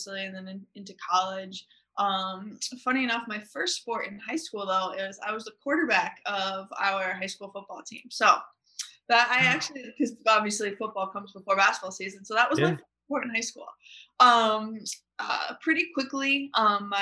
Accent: Connecticut, United States; I'm from Connecticut

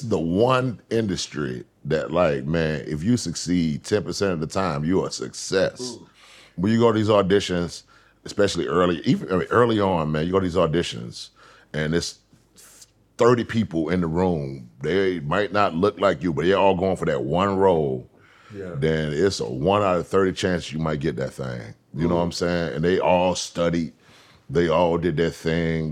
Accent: Atlanta, Georgia, United States; moved away as an adult; also born or lived in Los Angeles, California; I'm from Atlanta

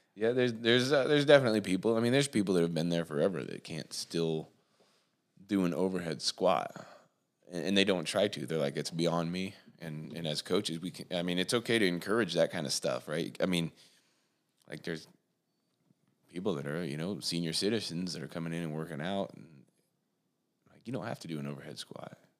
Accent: Warsaw, Indiana, United States; I was born here in Warsaw, and I, um, actually went to school just outside of Warsaw

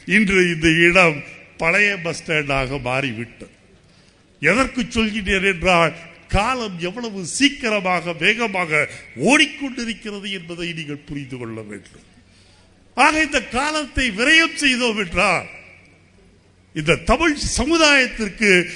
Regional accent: Tamil Nadu, India; ஒரு இந்தியனாக இருப்பேன் ஆனால் அதைவிட எனக்கு முக்கியம் நான் தமிழன்

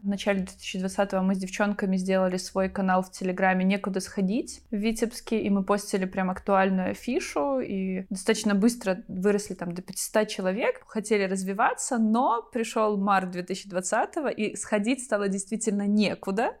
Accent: Vitebsk, Vitebsk Region, Belarus; also born or lived in Hlybokaye District; это мой родной город

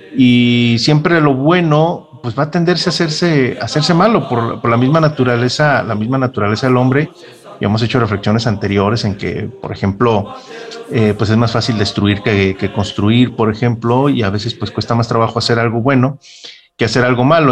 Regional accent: Mexico; parte de mi historia como, como mexicano.

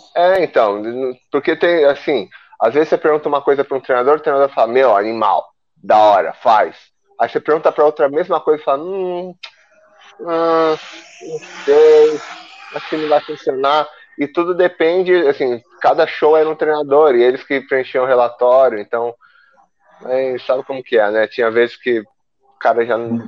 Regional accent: Brazil; moved away; eu sou brasileiro, minha cultura é brasileira.

